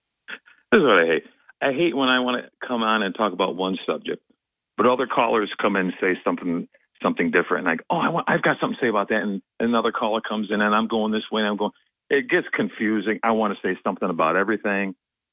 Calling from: Binghamton, New York, United States; Hey, … from Binghamton.

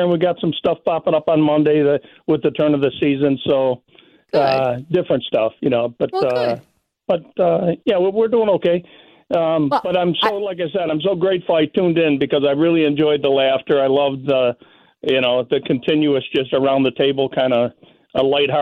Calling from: Round Lake Beach, Illinois, United States; I'm calling from Round Lake Beach, Illinois

